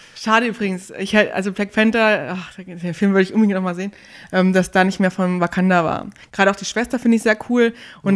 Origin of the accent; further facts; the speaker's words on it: Northern Hesse, Germany; ich komme aus Nordhessen, da sagt man immer 100%.